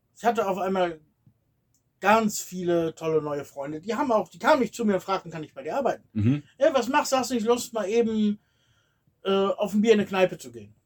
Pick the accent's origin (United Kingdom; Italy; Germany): Germany; moved away as an adult; now in Bulgaria; Sagst du aus Deutschland